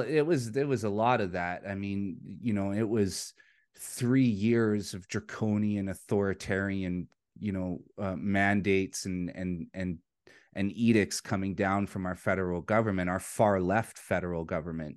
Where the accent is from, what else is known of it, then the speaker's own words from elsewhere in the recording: Vancouver, British Columbia, Canada; now in Alberta, Canada; I'm from Vancouver, British Columbia, in Canada. That's the city I was born and raised in.